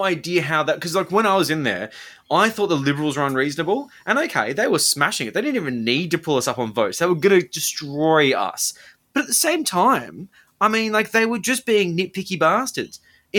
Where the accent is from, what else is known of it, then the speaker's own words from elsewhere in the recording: Sydney, New South Wales, Australia; considering I'm someone from Sydney who doesn't live in Victoria